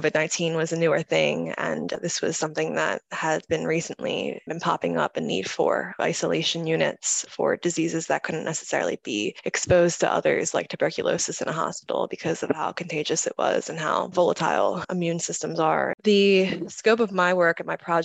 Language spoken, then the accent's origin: English; United States; I'm from Westchester, and that's where I got my background in architecture